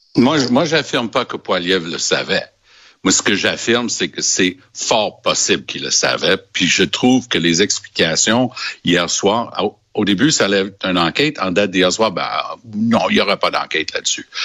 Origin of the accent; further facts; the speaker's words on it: Quebec, Canada; j'étais du Québec